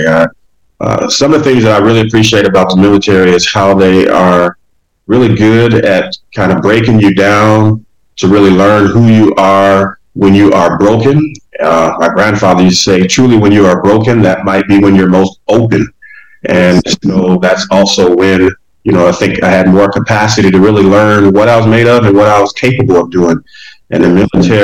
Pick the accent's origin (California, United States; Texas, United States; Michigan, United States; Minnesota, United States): Michigan, United States; Detroit; also born or lived in Orlando, Florida; I was born in Orlando, Florida, and actually raised in Detroit, Michigan. And so that's why I always say I'm from Detroit, because I was an infant when my parents moved us up to Detroit